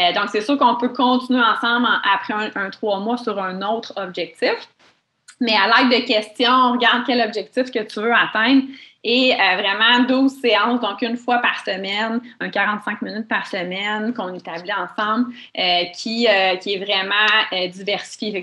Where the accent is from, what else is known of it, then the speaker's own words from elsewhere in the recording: Mont-Tremblant, Quebec, Canada; je viens de Mont-Tremblant